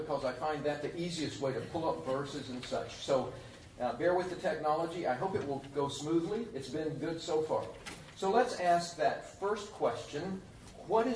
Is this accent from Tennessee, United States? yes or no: yes; Tennessee, United States; moved away; I come from Tennessee originally